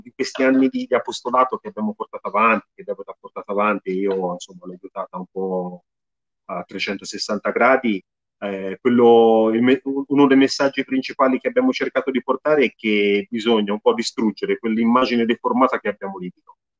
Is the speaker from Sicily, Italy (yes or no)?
no; Tuscany, Italy; sono toscano